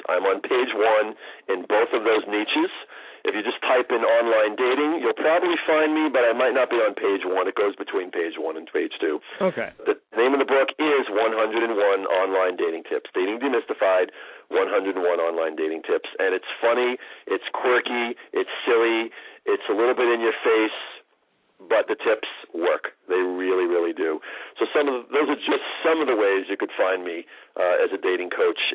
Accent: New York City, New York, United States; I grew up in New York City

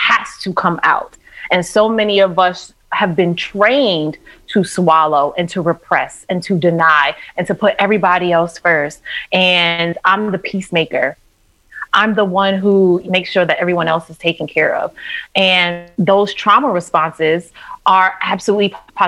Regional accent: New York City, New York, United States; growing up in New York City and being on the subway with my mom at like 4, 5, 6 years old

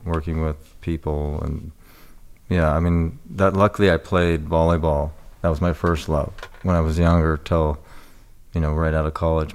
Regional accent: Newport Beach, California, United States; moved away; I lived down in Corona del Mar, Newport Beach

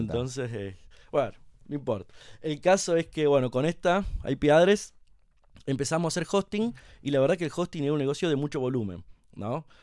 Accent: Santa Rosa, La Pampa, Argentina; moved away as an adult; now in Buenos Aires, Argentina; soy nacido y criado en Santa Rosa La Pampa, estudié ahí primario y secundario

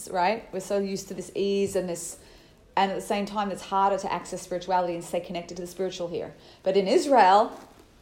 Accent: Australia; I'm Australian

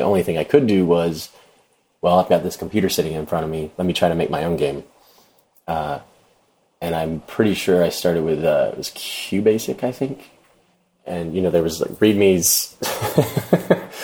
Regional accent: Jacksonville, Florida, United States; also born or lived in Atlanta, Georgia; I'm from Florida, moved to Atlanta

